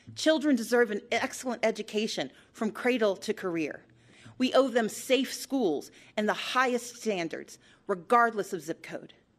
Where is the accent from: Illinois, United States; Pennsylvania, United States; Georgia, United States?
Georgia, United States; my home state